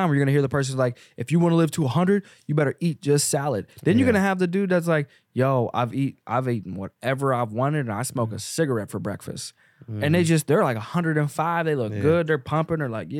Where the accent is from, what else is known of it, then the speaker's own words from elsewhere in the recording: the South, United States; I'm not trying to be a cowboy and all, even though I grew up in the South